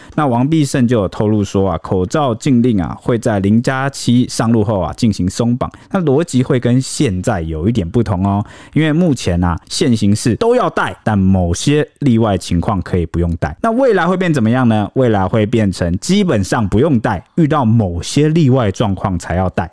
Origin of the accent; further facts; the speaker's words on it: Taiwan; 我们台湾人